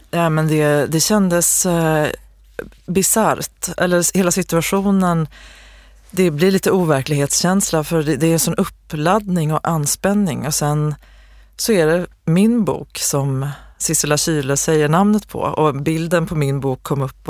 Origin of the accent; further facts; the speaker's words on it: Osebol, Värmland, Sweden; Osebols skull, liksom, byn där jag kommer ifrån